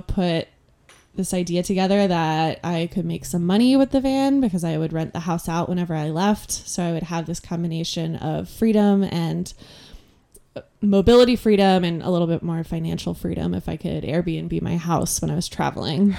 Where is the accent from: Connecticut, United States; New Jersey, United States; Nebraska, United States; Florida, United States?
Connecticut, United States; moved away as an adult; also born or lived in California / New York; now in Portland, United States; I grew up mostly in Connecticut